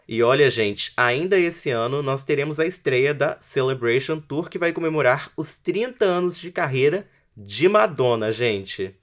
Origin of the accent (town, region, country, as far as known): Espírito Santo, Brazil